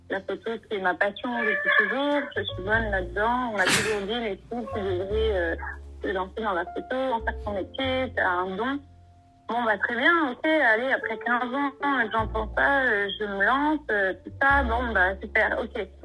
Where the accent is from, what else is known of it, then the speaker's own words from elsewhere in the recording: Normandy, France; moved away as an adult; also born or lived in Bordeaux; now in Morocco; 26 ans, je suis auto-entrepreneur et je suis originaire de Normandie.